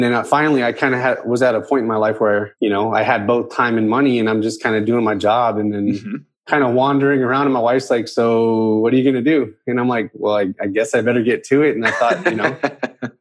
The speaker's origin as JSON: {"language": "English", "town": "San Antonio", "region": "Texas", "country": "United States", "tie": "born or raised there", "lives_now": "Houston, United States", "said": "I'm originally from San Antonio, Texas, born and raised"}